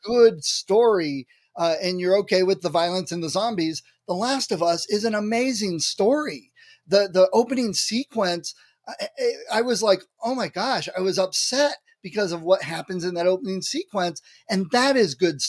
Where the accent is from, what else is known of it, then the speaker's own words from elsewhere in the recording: Ohio, United States; I'm from Ohio